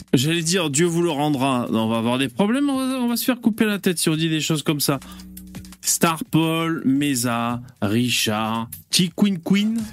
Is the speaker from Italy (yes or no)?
no; south of France, France; accent: southern; j'ai l'accent du sud qui remonte.